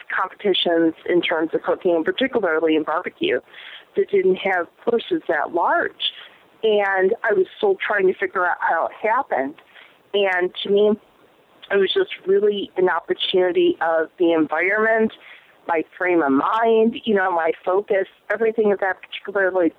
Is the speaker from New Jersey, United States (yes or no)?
no; Chicago, Illinois, United States; moved away as an adult; now in New York, United States; I'm actually originally from Chicago